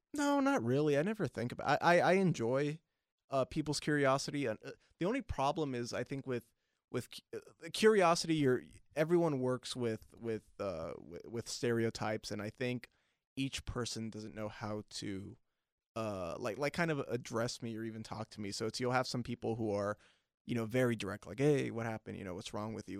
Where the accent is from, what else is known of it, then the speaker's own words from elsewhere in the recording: Long Beach, California, United States; we both grew up in, uh, Northside Long Beach